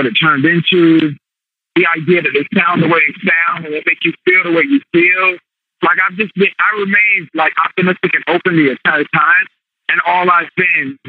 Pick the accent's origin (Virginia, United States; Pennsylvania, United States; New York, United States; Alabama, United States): Virginia, United States; moved away; I'm from Virginia